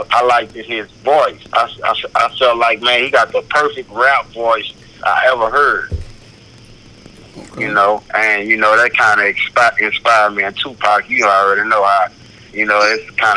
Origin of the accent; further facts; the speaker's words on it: Baton Rouge, Louisiana, United States; I'm from Baton Rouge, Louisiana. Born and raised